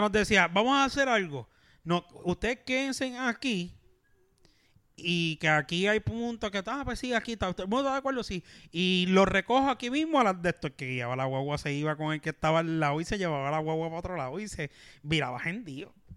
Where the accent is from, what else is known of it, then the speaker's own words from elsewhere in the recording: Puerto Rico; Como éramos puertorriqueños